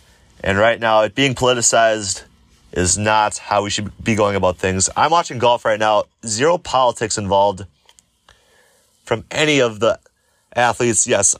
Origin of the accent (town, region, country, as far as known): Wisconsin, United States; born or raised there